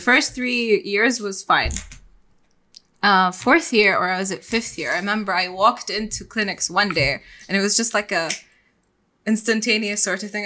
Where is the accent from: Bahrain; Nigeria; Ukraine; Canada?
Bahrain; moved away as an adult; also born or lived in Ras Al Khaimah, UAE; I'm born and raised in Bahrain. I'm Bahraini